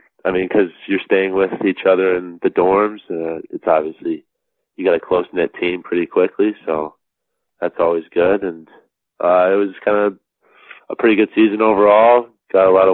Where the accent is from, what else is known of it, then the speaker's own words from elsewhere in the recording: Alexandria, Virginia, United States; I was born in Alexandria, Virginia, kind of right on the outside of D.C.